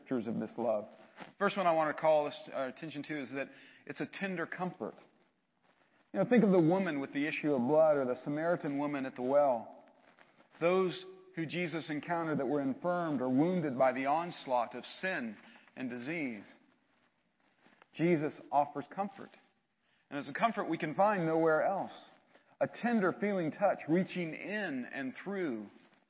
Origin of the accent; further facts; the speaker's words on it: Atlanta, Georgia, United States; I grew up in Atlanta